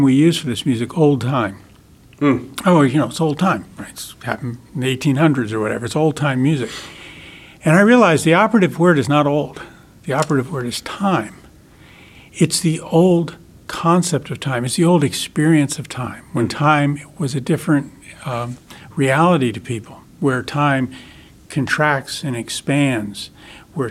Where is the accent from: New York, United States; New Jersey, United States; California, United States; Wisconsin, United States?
New Jersey, United States; Paterson; moved away as an adult; also born or lived in Central West Virginia; I grew up in the city. I grew up in Paterson, New Jersey.